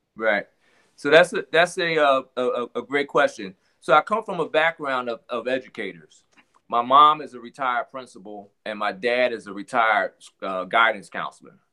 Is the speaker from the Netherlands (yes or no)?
no; Philadelphia, Pennsylvania, United States; I'm from Philadelphia, Pennsylvania